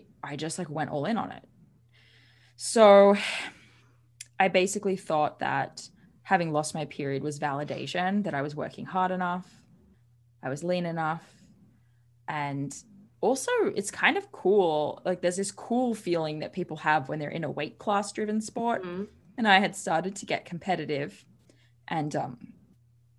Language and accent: English; Sydney, New South Wales, Australia; I grew up in Sydney, Australia